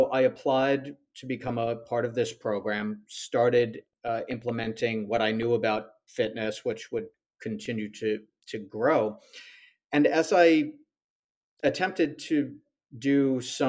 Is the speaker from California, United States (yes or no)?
no; Long Island, New York, United States; moved away as an adult; now in Charlotte, United States; I'm originally from Long Island, New York. Lived there for all of my life except the past 6 months